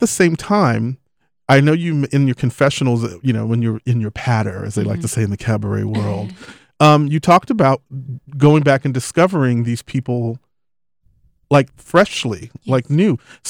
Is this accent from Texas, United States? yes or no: yes; Galveston, Texas, United States; I'm from Galveston, so yes, honey.